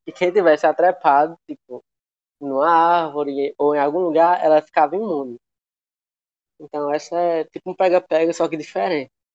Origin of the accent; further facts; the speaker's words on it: Pernambuco, Brazil; eu sou de Pernambuco